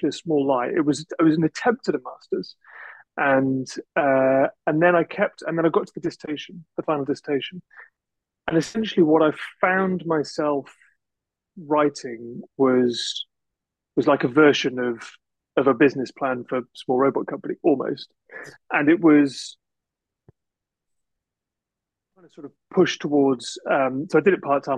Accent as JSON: {"language": "English", "area": "Shropshire", "region": "West Midlands", "country": "United Kingdom", "tie": "born or raised there", "said": "I grew up in Shropshire"}